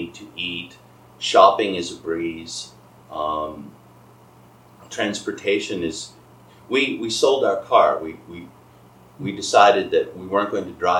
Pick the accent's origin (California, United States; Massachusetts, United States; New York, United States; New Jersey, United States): Massachusetts, United States; Boston; moved away as an adult; also born or lived in Kaohsiung, Taiwan; my hometown area, Boston